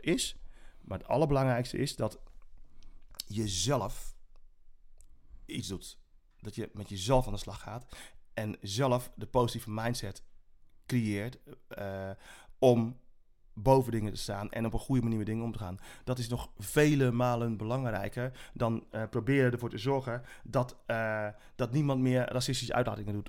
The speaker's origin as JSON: {"language": "Dutch", "town": "Zeist", "region": "Utrecht", "country": "Netherlands", "tie": "born or raised there", "also_born_or_lived": "Suriname", "said": "Ik ben opgegroeid in Zeist tussen de boerenkom met, met, met worst"}